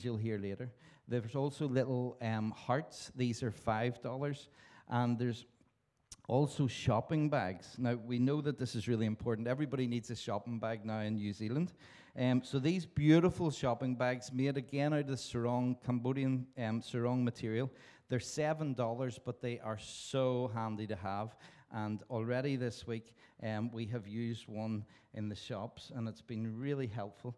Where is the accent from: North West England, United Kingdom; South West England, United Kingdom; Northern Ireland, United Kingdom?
Northern Ireland, United Kingdom; Belfast; I was born in Belfast in Northern Ireland.